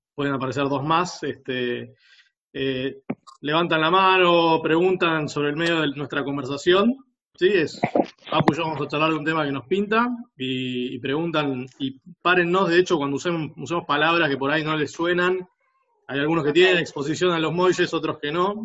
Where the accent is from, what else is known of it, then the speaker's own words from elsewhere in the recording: Buenos Aires, Argentina; Yo nací en un hogar de clase media, que en, este, en a fines de los 80 estaba por caer de, la clase media, literal. Y a un colegio privado, que para un país este, como Argentina, para una ciudad como Buenos Aires